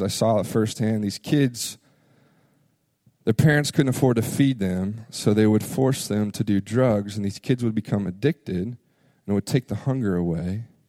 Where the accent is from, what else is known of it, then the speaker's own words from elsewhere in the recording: Memphis, Tennessee, United States; moved away; also born or lived in Florida; I grew up in Memphis, Tennessee